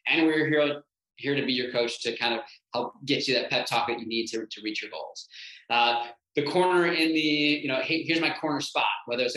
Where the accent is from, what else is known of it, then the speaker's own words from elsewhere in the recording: North Shore, Illinois, United States; also born or lived in Chicago; I grew up in the North Shore. I now live in the North Shore.